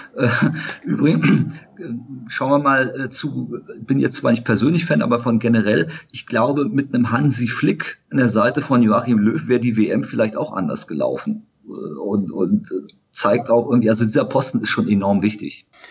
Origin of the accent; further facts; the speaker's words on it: Germany; moved away as an adult; now in Frankfurt, Germany; Aufgewachsen bin ich in der Nähe von Berlin